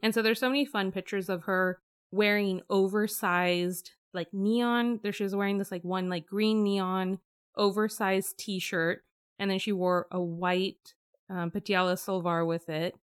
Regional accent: Bay Area, California, United States; growing up in the Bay Area.

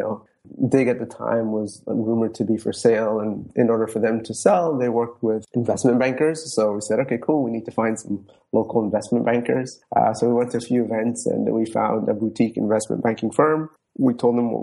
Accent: Toronto, Ontario, Canada; also born or lived in Djibouti / Somaliland / Netherlands; I've been in Toronto since I was 8 years old, gone through schooling here from elementary to high school to university

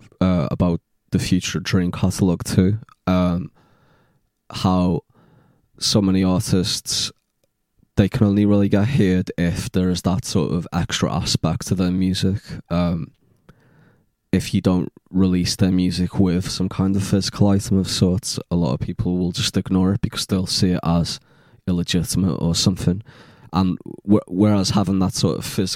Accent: Liverpool, North West England, United Kingdom; moved away; also born or lived in London; I grew up in Liverpool, and then, you know, I moved down to London

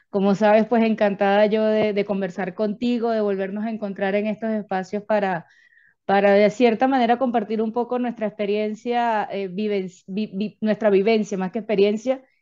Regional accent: Venezuela; no soy la única venezolana que lo tuvo que hacer.

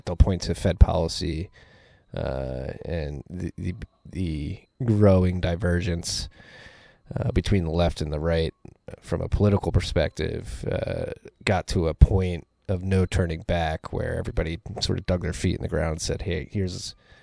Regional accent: United States; as an American

